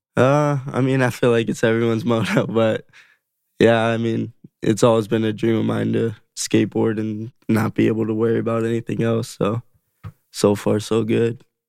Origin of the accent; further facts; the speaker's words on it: Las Vegas, Nevada, United States; growing up in Vegas